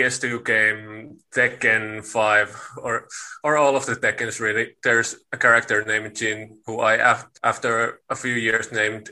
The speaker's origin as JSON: {"language": "English", "country": "Finland", "also_born_or_lived": "Lahti", "said": "I'm from Finland"}